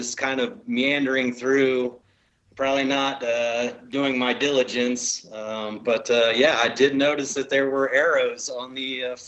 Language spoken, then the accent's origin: English; Ohio, United States; we come from Ohio riding boilerplate, and you get out here to the west